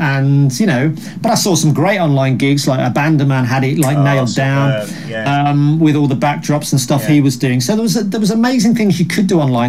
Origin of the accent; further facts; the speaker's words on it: Birmingham, West Midlands, United Kingdom; I grew up in Birmingham